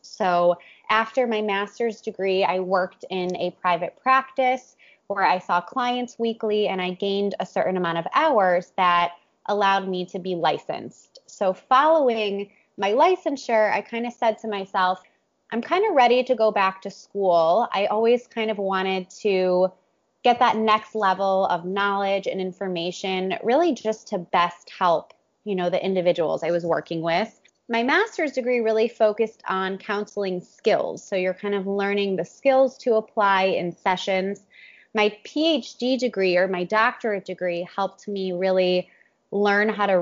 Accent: Cleveland, Ohio, United States; also born or lived in New York; now in Miami, United States; I'm from Cleveland, Ohio, originally

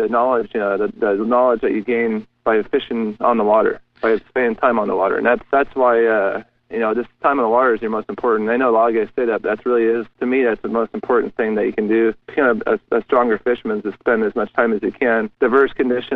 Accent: Southern California, United States; moved away as an adult; I grew up in Southern California

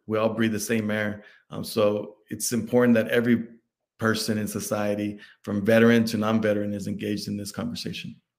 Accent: Dallas, Texas, United States; I'm from Dallas, Texas

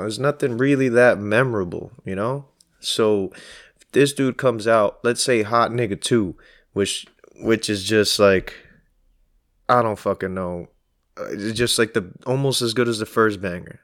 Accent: New York City, New York, United States; I'm from Queens, East Elmhurst

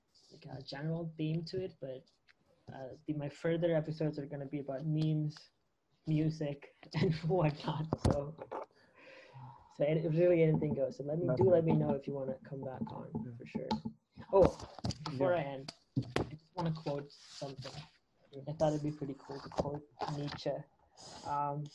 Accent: Canada; I'm originally from Canada.

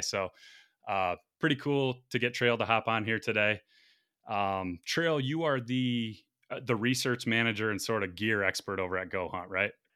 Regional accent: Michigan, United States; born or raised there

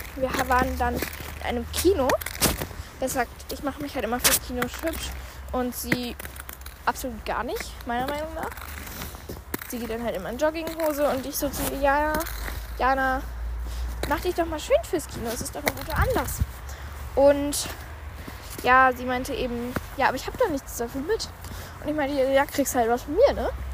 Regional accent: Immenhausen, Hesse, Germany; nach Immenhausen kommen, also in meine Heimat

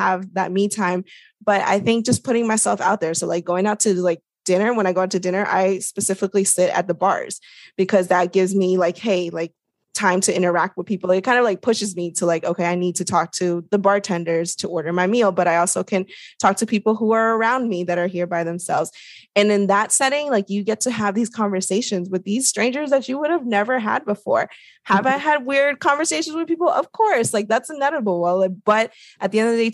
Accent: DC area, Northern Virginia, United States; I grew up in the Northern Virginia, DC area.

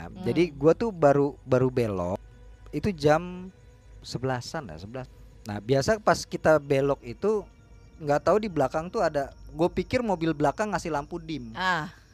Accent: West Java, Indonesia; gue orang Sunda bisa.

